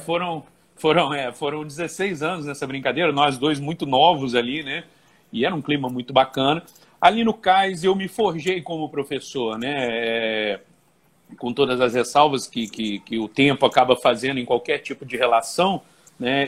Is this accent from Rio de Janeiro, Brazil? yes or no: yes; Volta Redonda, Rio de Janeiro, Brazil; moved away as an adult; now in Juiz de Fora, Brazil; eu sou natural de Volta Redonda, estado do Rio de Janeiro, mas vim para Juiz de Fora e adotei Juiz de Fora como cidade em 2000